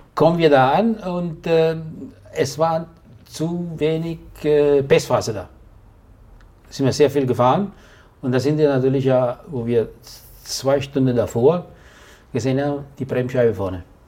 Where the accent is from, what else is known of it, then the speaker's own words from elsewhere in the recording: Italy; als Italiener